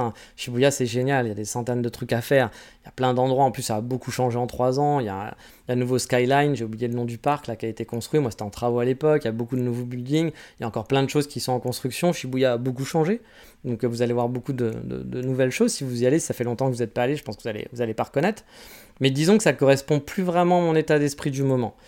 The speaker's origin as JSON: {"language": "French", "country": "France", "moved": "yes", "lives_now": "Kyoto, Japan", "said": "je suis français"}